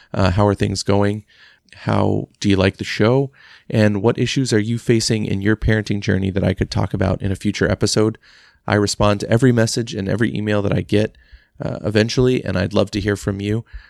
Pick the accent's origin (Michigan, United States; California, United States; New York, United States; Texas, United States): Texas, United States; Growing up in Texas